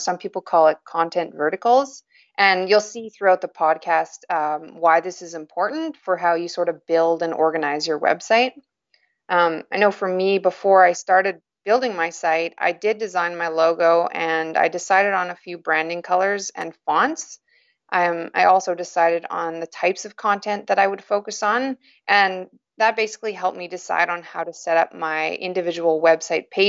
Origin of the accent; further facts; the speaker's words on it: Yukon, Canada; I was born and raised in the Yukon Territory, and I still live here, which is up in northern Canada.